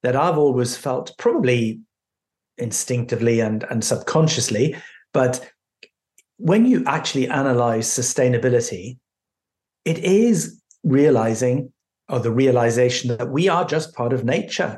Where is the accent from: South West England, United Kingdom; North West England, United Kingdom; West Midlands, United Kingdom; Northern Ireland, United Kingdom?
Northern Ireland, United Kingdom; Belfast; I was born in Northern Ireland, in Belfast, just as the so-called Troubles were kicking off